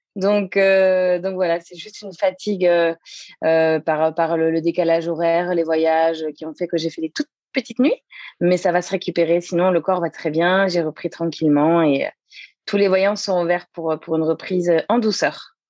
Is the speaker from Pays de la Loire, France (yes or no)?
yes; Le Mans, Pays de la Loire, France; moved away as an adult; also born or lived in Angers / Toulouse / south of France; je suis originaire du Mans, puisque je suis née en, Sarthe, donc, euh, où j'ai vécu jusqu'à mes 18 ans